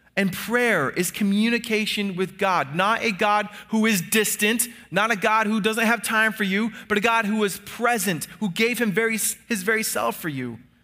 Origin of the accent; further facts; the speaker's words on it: United States; we who are Americans